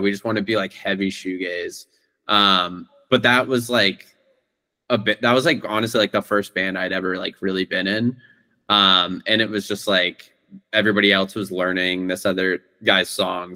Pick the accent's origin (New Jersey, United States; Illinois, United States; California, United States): California, United States; Bay Area; now in New York, United States; I'm from the Bay Area, and so before I moved to New York